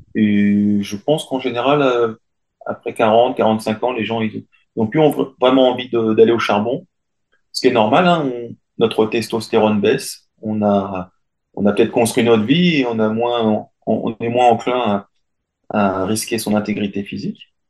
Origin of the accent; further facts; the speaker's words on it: France; je suis français